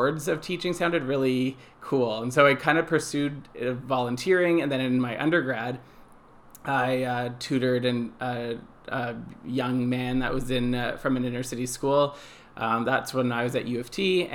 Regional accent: Toronto, Ontario, Canada; I grew up in Toronto. I've lived in Toronto my whole life, so I'm kind of a city boy

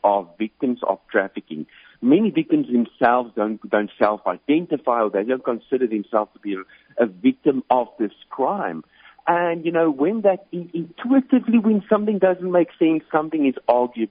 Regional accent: South Africa; moved away as an adult; You can probably pick up on the accent. So I'm originally from South Africa

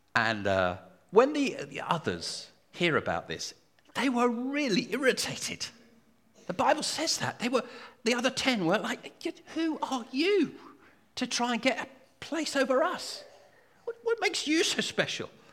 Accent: United Kingdom; I'm British

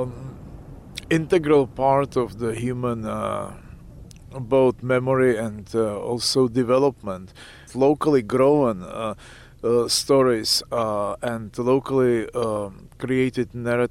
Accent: Pilsen, Plzeň Region, Czechia; born or raised there; moved away; also born or lived in Leningrad, Russia

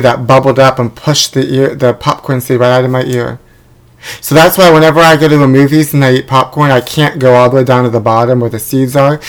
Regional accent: New York, United States; now in Los Angeles, United States; I know, I'm originally from New York, but every snowsuit sold out there because of the blizzard.

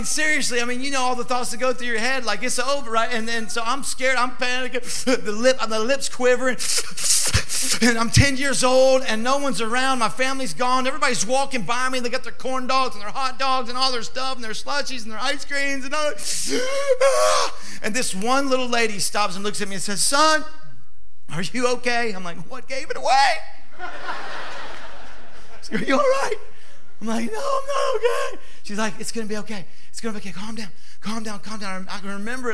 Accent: Louisville, Kentucky, United States; moved away; I'm from Louisville, Kentucky

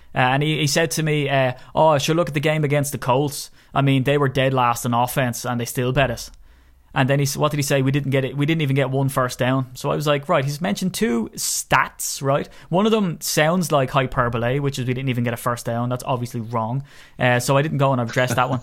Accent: Ireland; I'm Irish

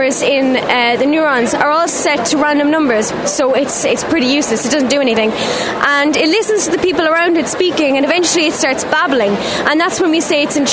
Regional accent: Blarney, Munster, Ireland; I'm from Sculverag on Small in County Cork in Blarney

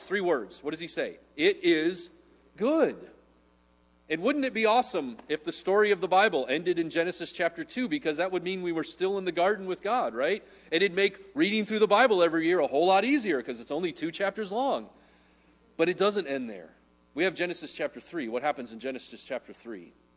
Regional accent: Midwest, United States; I'm a Midwesterner

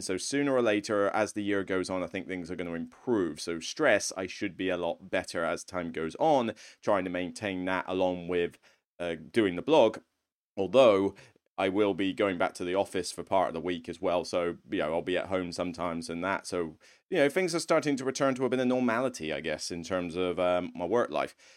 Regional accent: Somerset, South West England, United Kingdom; moved away; I'm originally from Somerset

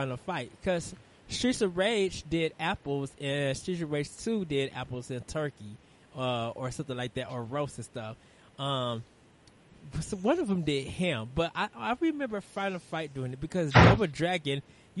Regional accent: Chicago, Illinois, United States; since you're from New Jersey and I'm from Chicago

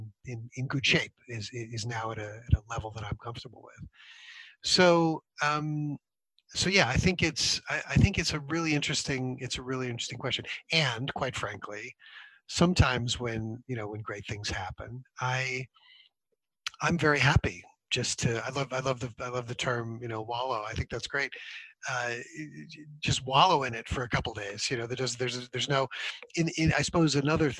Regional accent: United States; moved away; I grew up in the States

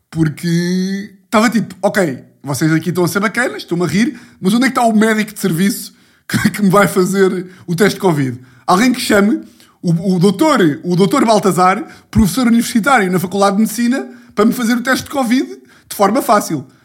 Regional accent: Ribatejo, Portugal; Calma que eu sou do Ribatejo, caralho. Estou aqui louco de sotaques.

